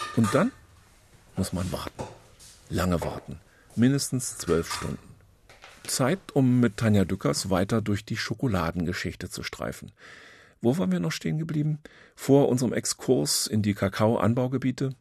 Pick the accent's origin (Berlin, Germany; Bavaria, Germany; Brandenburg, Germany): Berlin, Germany; Würde mir als Berliner ja ganz gut gefallen